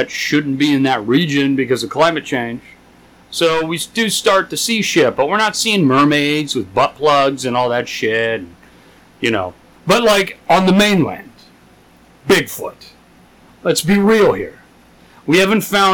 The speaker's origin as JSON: {"language": "English", "region": "California", "country": "United States", "tie": "born or raised there", "also_born_or_lived": "West Virginia", "said": "I was born out here in Cali. Good old California."}